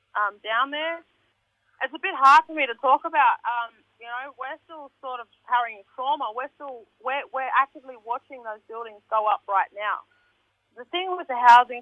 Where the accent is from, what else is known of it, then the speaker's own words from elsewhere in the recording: Sydney, New South Wales, Australia; I was born right here. I grew up here. I went to school here. I'm still here.